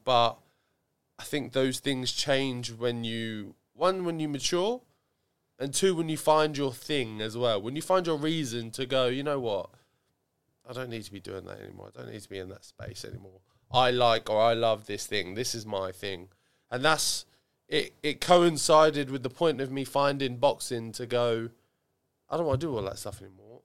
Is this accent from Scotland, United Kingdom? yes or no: no; Ipswich, East of England, United Kingdom; I like Ipswich. I like my hometown. I grew up in Chartbury.